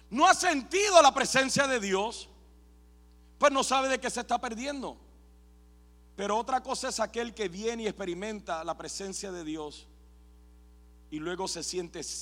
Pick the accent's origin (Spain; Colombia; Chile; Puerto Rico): Puerto Rico; soy puertorriqueño